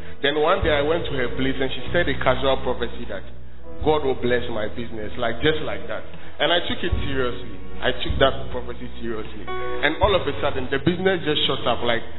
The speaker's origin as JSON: {"language": "English", "town": "Tamale", "region": "Northern Region", "country": "Ghana", "said": "So I came from Tamale to Kumasi to school, and I was a high time fraud boy."}